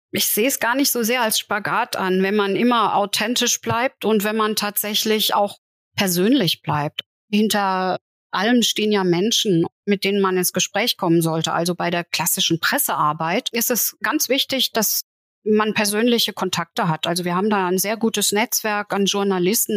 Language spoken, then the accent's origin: German; Saarland, Germany; ich als Saarländerin sehr nah an Frankreich war